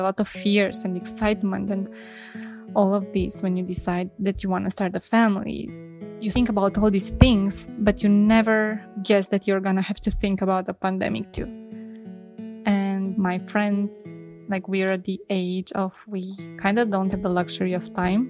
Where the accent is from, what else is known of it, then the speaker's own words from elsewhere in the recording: Romania; I'm from Romania